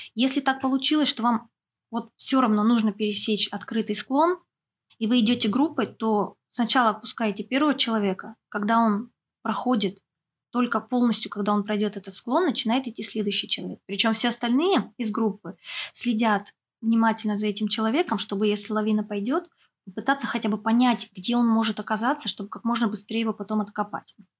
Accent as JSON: {"language": "Russian", "region": "Sakhalin Oblast", "country": "Russia", "said": "у нас, например, на Сахалине"}